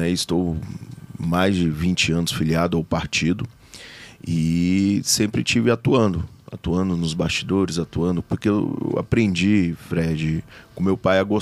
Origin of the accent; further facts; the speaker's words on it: Brasília, Federal District, Brazil; Sou de Brasília, né, filho do Odilon Aires, da, da Helena. Meus pais são tocantinenses, né? O, antigamente Goiás.